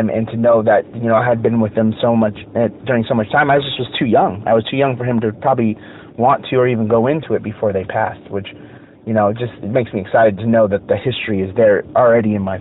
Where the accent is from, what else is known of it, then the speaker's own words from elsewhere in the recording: United States; I love being an American.